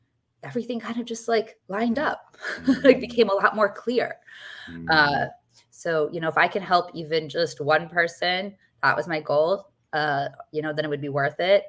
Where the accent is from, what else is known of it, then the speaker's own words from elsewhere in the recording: New York City, New York, United States; I'm from New York City